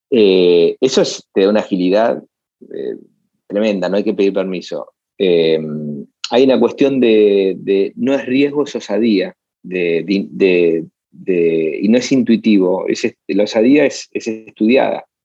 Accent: Buenos Aires, Argentina; born there; Eh, nací en Buenos Aires, pero no, no, hoy no, no, es mi lugar.

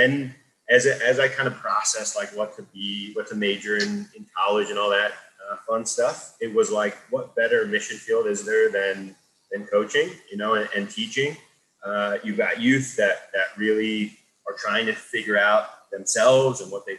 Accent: Pennsylvania, United States; I grew up in Eastern Pennsylvania outside of Philly

